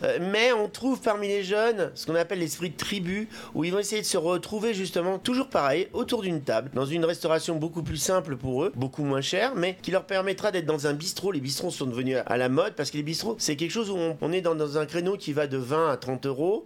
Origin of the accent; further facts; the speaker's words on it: Paris, Île-de-France, France; J'ai grandi beaucoup, euh, beaucoup à, Paris